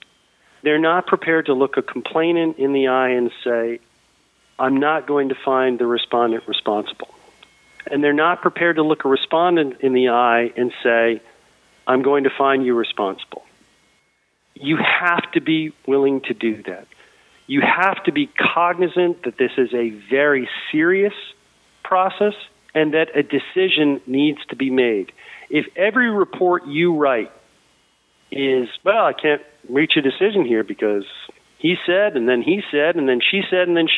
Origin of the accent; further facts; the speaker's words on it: Boston, Massachusetts, United States; I am from Boston